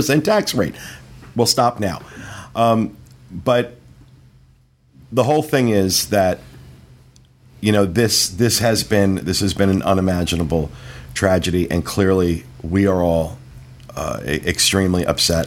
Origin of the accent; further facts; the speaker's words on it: United States; as an American